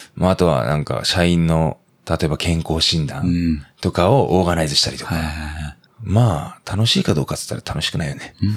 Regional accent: Aomori, Japan; now in Sagamihara, Japan; 俺は、まあ青森出身だからさ。

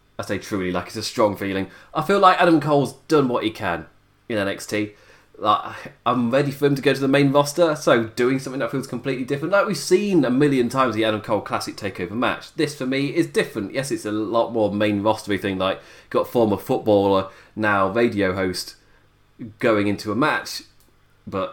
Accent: United Kingdom; my UK shores

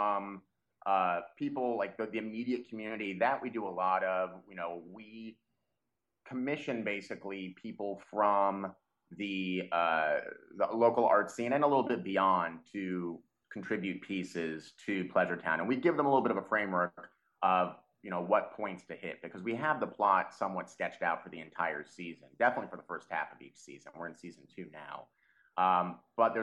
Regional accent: Dallas, Texas, United States; moved away; I'm from Texas originally. I'm more of a city suburbanite guy. I'm from the Dallas area

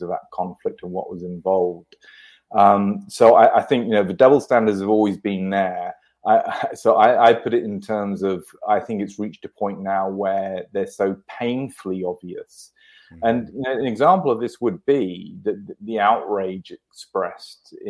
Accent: United Kingdom; I'm British

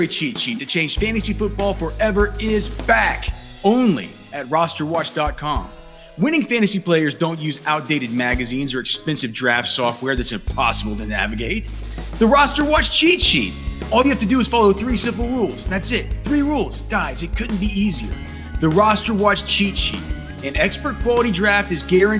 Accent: Texas, United States; I'm from Texas. We don't really have bagels down here

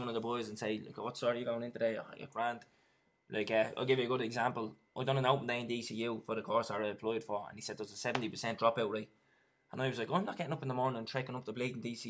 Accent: Dublin, Leinster, Ireland; I grew up in town just off Sean McDermott Street down in Lord's Flats

